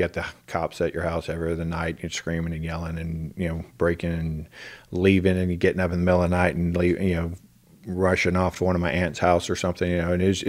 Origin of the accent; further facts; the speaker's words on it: Houston, Texas, United States; Well, I was born in Houston, and lived in...